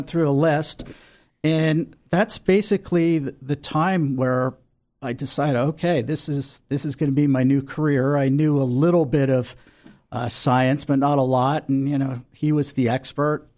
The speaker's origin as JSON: {"language": "English", "region": "New Jersey", "country": "United States", "tie": "born or raised there", "also_born_or_lived": "Philadelphia, Pennsylvania", "moved": "as an adult", "lives_now": "San Diego, United States", "said": "I grew up on the East Coast, and I grew up in that famous state of New Jersey"}